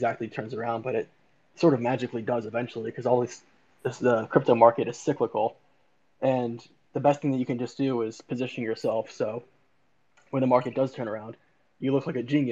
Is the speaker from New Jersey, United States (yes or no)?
yes; New Jersey, United States; I'm from New Jersey